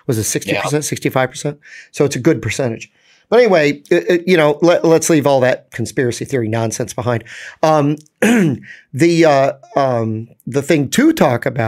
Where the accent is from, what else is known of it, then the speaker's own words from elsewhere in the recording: New York, United States; As a New Yorker